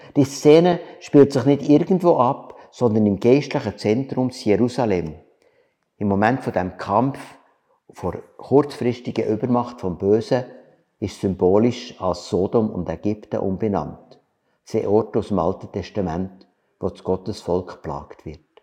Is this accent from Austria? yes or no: no; Switzerland; wir als Schweizer